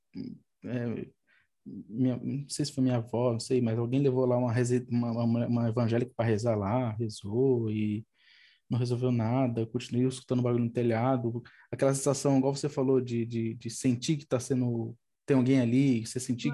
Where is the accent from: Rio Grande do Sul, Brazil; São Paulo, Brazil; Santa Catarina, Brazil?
São Paulo, Brazil; also born or lived in Boa Vista, Roraima; Eu, eu sou daqui de São Paulo, aí quando tinha 18 anos, fui para lá e fiquei lá até uns 21, mais ou menos